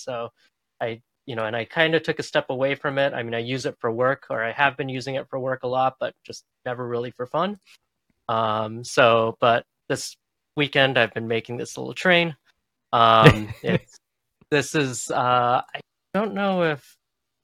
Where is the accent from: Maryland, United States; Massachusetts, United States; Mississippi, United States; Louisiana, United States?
Massachusetts, United States; Boston; I grew up in the Boston area and I'm still here